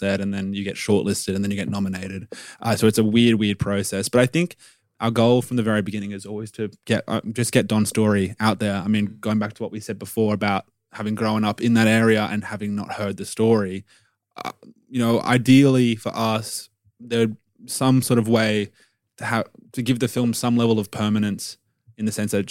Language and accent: English; Sydney, New South Wales, Australia; growing up in Sydney